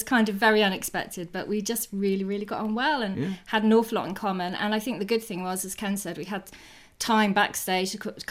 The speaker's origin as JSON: {"language": "English", "town": "Birmingham", "region": "West Midlands", "country": "United Kingdom", "moved": "yes", "said": "I come from Birmingham"}